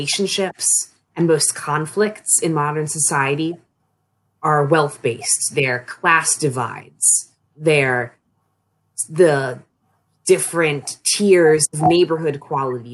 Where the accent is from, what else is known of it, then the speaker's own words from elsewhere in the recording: Annapolis, Maryland, United States; moved away as an adult; now in Frostburg, United States; I'm from the Annapolis region of Maryland, but when I moved off to college, it was to Frostburg